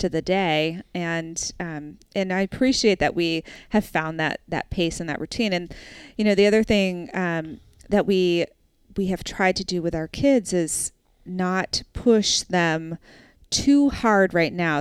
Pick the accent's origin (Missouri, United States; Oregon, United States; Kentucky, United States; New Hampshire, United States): New Hampshire, United States; also born or lived in Brooklyn; I grew up in New Hampshire